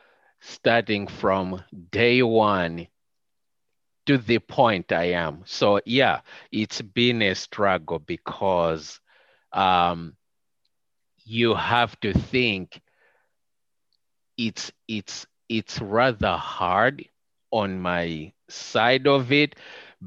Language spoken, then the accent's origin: English; Malawi; first language Chichewa; English is a second language; moved away as an adult; now in United States; we're coming from Malawi where there were no televisions